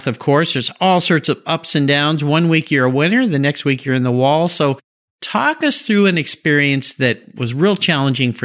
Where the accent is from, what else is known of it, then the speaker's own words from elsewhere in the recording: San Diego, California, United States; I grew up in San Diego, so very familiar with that area